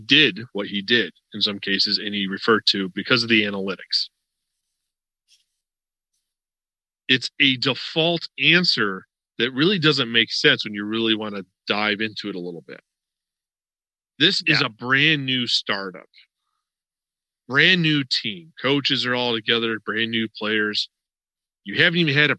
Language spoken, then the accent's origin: English; Western New York, United States; now in Florida, United States; I'm from Western New York. Before I moved to Florida